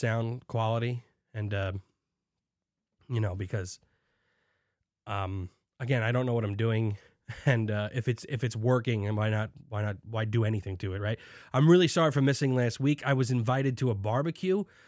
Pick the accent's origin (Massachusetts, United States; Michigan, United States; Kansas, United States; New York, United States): New York, United States; New York City; I'm from Staten Island